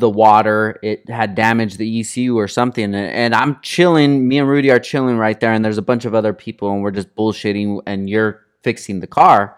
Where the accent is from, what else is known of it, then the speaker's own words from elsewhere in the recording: Oxnard, California, United States; I'm from Oxnard